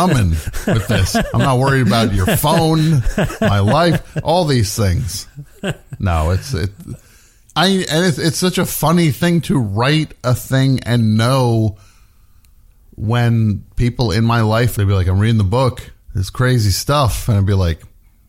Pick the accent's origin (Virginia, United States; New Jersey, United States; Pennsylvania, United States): New Jersey, United States; a kid growing up in New Jersey